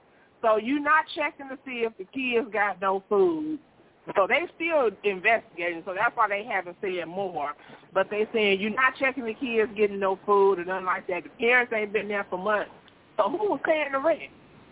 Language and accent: English; Indianapolis, Indiana, United States; I'm from Indianapolis.